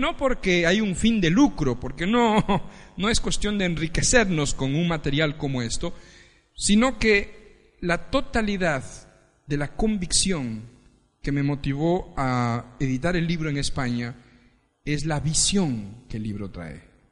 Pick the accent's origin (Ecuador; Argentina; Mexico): Ecuador; moved away as an adult; now in Spain; Yo soy ecuatoriano Nací en el Ecuador